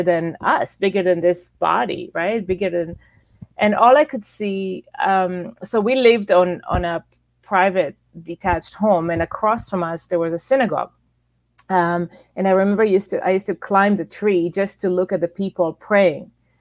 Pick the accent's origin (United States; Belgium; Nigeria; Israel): Israel; moved away as an adult; also born or lived in Toronto, Canada; I was born and raised in Israel until I was about almost 20 years old